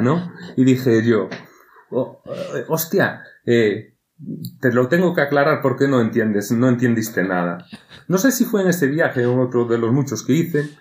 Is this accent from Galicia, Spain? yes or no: yes; Galicia, Spain